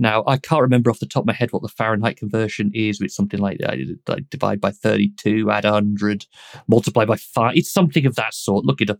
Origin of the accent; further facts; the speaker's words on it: United Kingdom; because I'm British and we ask about the weather.